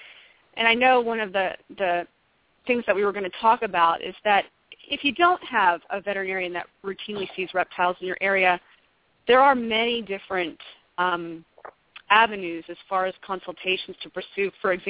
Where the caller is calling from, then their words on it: Hanover, Pennsylvania, United States; I am calling in from Hanover, Pennsylvania.